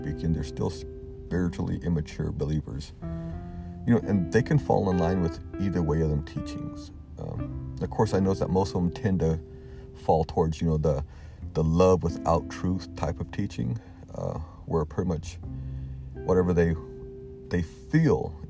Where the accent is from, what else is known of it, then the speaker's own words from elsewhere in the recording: the South, United States; Growing up in the South, I've been to many of the old, fire and brimstone type sermons